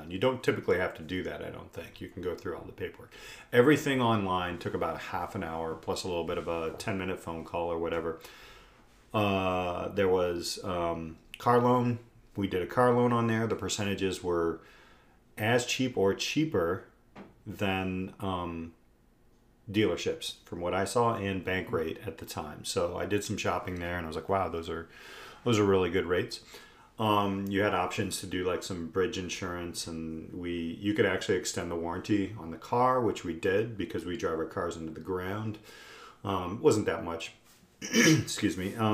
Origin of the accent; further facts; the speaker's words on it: Indiana, United States; I say Carvana because I'm from Indiana.